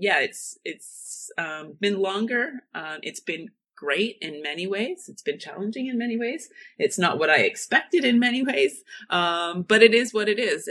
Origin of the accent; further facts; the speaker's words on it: Northern Ontario, Canada; moved away as an adult; now in Germany; my Canadian roots or just growing up in Northern Ontario